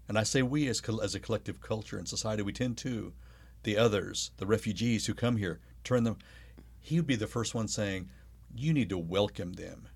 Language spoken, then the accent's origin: English; New Mexico, United States; also born or lived in Arkansas; now in Oklahoma, United States; I was born in Arkansas. I lived in Oklahoma for a few months, was raised mostly in New Mexico